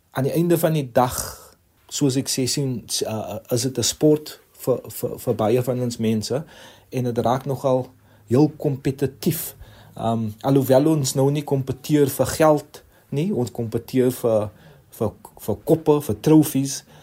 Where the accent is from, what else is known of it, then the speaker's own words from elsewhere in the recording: Cape Town, Western Cape, South Africa; waar ons vandag is as Suid-Afrikaners en as Kaapenaars